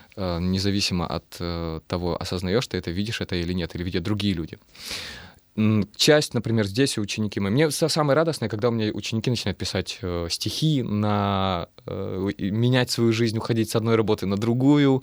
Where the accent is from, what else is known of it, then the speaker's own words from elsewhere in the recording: Russian Far East, Russia; accent: Far Eastern; now in Saint Petersburg, Russia; Я люблю свой э, дальневосточный говор